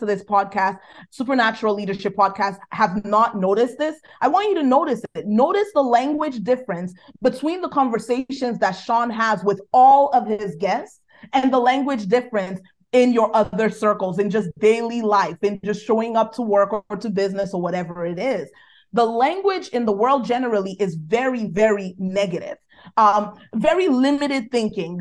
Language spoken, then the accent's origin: English; Nigeria; accent: Nigerian; my Nigerian accent